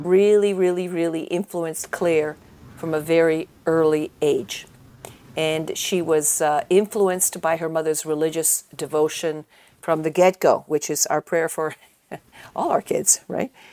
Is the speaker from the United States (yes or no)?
no; Italy; moved away; when I was growing up in Italy